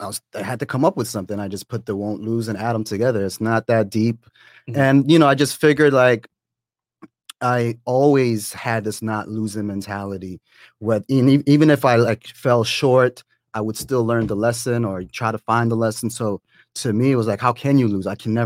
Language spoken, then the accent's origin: English; Toronto, Ontario, Canada; now in Atlanta, United States; I am originally from Toronto, but I live in Atlanta.